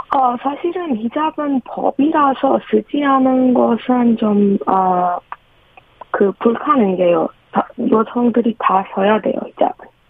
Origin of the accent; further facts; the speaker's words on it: Iran; Korean is a second language; moved away as an adult; now in South Korea; 네, 이란에서 온